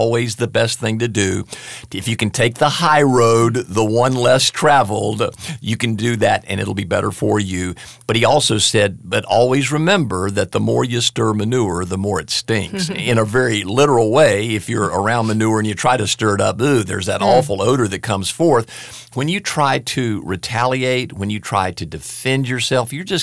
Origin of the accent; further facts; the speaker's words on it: the South, United States; accent: southern; it usually has a southern accent, if you will, because I was raised in the South